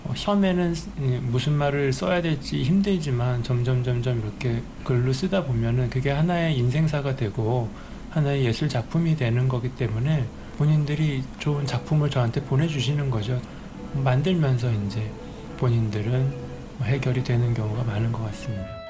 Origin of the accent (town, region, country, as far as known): South Korea